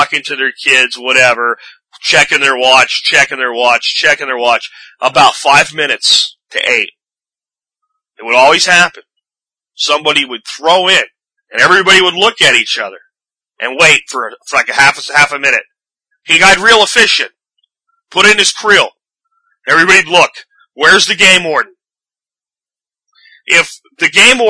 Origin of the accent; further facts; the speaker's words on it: Pennsylvania, United States; when I was a kid, and growing up in Pennsylvania, in my high school years